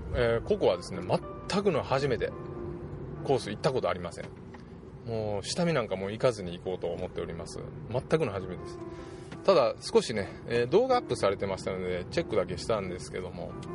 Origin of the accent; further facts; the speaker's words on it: Japan; also born or lived in Osaka; うちの田舎から近いんですけども、えー、熊野